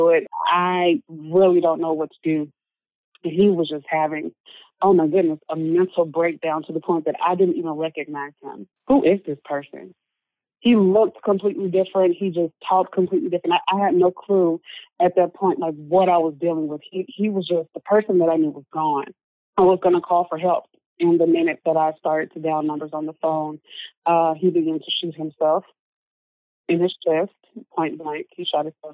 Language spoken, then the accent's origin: English; Memphis, Tennessee, United States; moved away; I grew up in Memphis, Tennessee